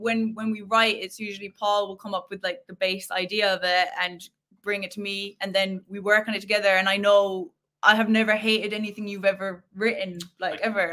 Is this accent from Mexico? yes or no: no; Killarney, Munster, Ireland; we used to actually go busking like in our town